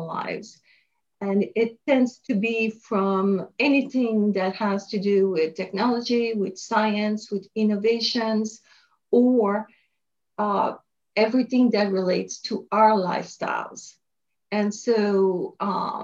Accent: France; moved away as an adult; also born or lived in Paris, France / Montreal, Canada; now in United States; I was born in France, and I studied in Paris for a while.

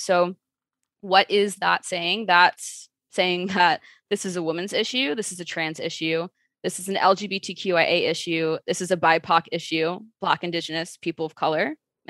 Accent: Chicago, Illinois, United States; And it all started when I was a teenager growing up in Chicago, where just in the city life, you see a lot of things that don't really sit well with you.

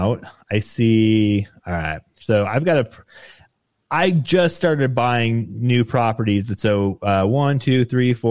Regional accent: Nevada, United States; I grew up in Nevada

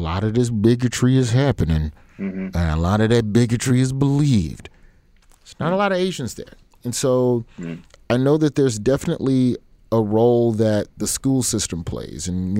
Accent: Alabama, United States; I grew up in Alabama, which is I grew up in Alabama public schools, late 80s, all of the 90s.

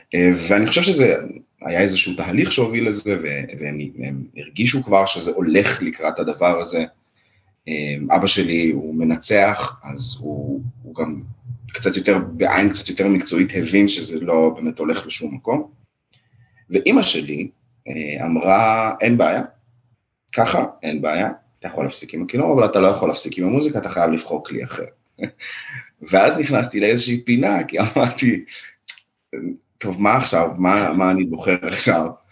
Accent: Israel; moved away as an adult; also born or lived in Russia; now in Germany; עלינו לארץ בשנת 91, בזמנו אני הייתי בן שלוש

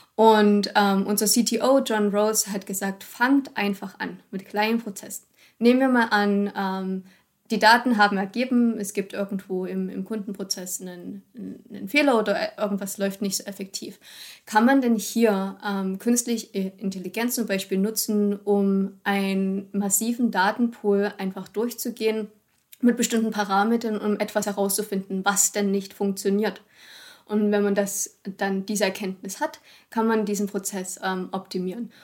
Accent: Germany; auch als Deutsche

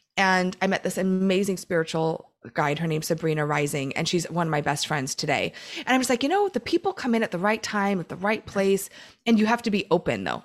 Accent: Oregon, United States; now in Southern California, United States; I grew up in Oregon.

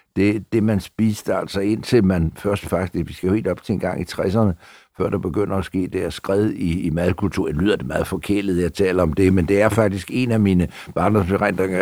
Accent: Copenhagen, Capital Region of Denmark, Denmark; also born or lived in Frederiksberg; Mit barndomshjem øh, lå der, hvor jeg også bor en dag

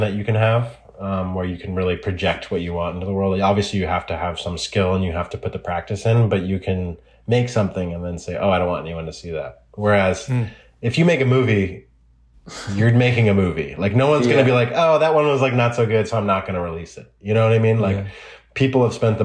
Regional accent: Oregon, United States; I grew up in Oregon, and I grew up in the woods.

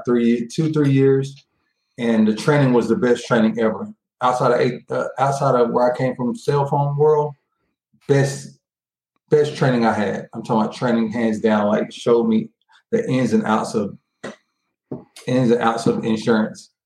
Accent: Tyler, Texas, United States; moved away; I'm from East Texas. I'm from a town called Tyler, Texas, outside of Dallas

